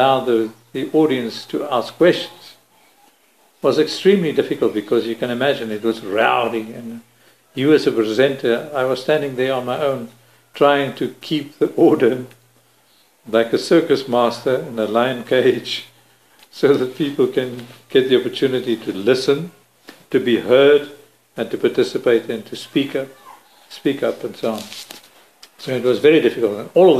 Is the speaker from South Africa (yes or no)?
yes; South Africa; as a South African